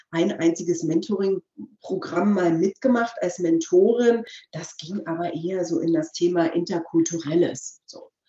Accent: East Germany, Germany; wir kommen ja klassisch aus der DDR. Mein Großvater hat in der DDR ähm, also ehemals DDR, Verzeihung bitte

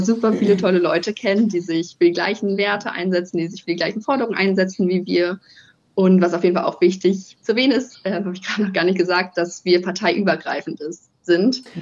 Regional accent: near Kiel, Schleswig-Holstein, Germany; moved away as an adult; also born or lived in Heide / Lüneburg; now in Italy; ich komme eigentlich aus der Nähe von Kiel, bin da aufgewachsen

